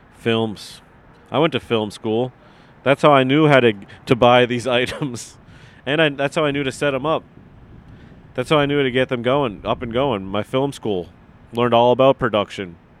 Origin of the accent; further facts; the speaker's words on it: Massachusetts, United States; I grew up in Massachusetts